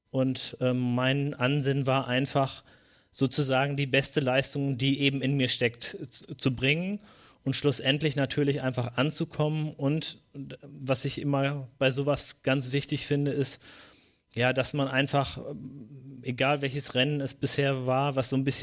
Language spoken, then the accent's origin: German; North Rhine-Westphalia, Germany; ich komme aus der Region von Mr. Wade und Reini und Björn, aus dem, also aus der Region vom Teutoburger Wald